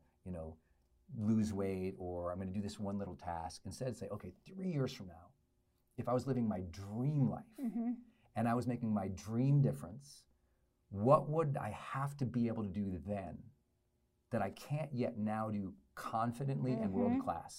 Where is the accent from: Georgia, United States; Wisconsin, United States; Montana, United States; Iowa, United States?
Montana, United States; Butte; also born or lived in Great Falls, Montana; where I grew up in Butte, Montana, and then Great Falls, Montana